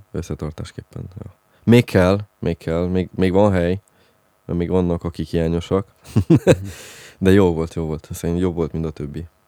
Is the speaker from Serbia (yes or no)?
no; Transylvania, Romania; Nálunk Erdélybe